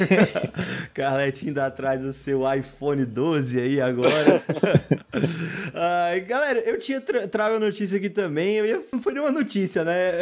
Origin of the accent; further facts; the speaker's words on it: Brazil; como nós somos brasileiros